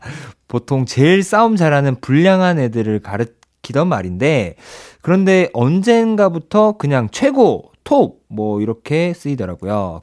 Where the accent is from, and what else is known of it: Ulsan, South Korea